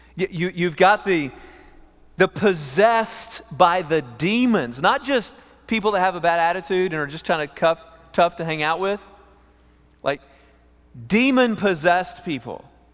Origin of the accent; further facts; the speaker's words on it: East Texas, United States; also born or lived in Amarillo, Texas; We grew up in East Texas at a camp for emotionally disturbed teenagers, homeschooled through fifth grade